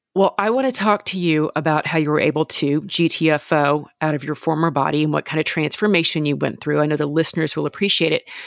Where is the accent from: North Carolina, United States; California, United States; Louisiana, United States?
Louisiana, United States; I'm from Louisiana.